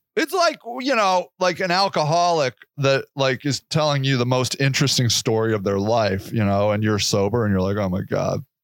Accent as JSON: {"language": "English", "country": "United States"}